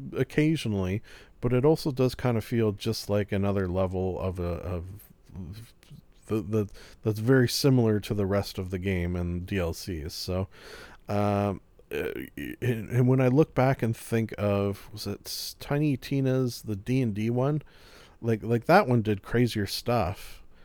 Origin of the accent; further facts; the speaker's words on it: Canada; I am Canadian